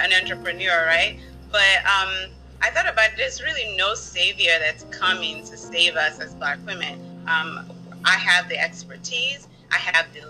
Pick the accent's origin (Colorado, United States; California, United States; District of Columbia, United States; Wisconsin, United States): District of Columbia, United States; Washington; moved away; growing up in the District of Columbia